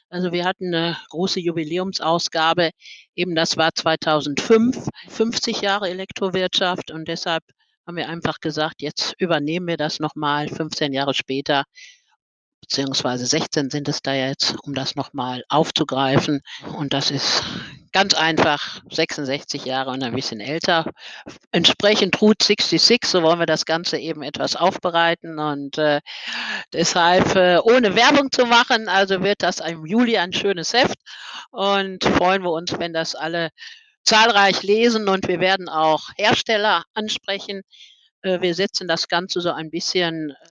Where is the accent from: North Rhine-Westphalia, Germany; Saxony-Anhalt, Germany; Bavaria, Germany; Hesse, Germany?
North Rhine-Westphalia, Germany; Dortmund; Es ist eben als Borussia, muss man eben, also als muss nicht, sondern als Dortmunder.